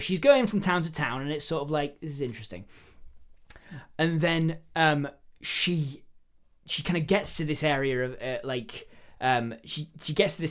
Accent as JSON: {"language": "English", "region": "Alaska", "country": "United States", "tie": "born or raised there", "accent": "rural Alaskan", "said": "we do things a specific way here in rural Alaska, where I was born and bred. This is my rural Alaskan accent."}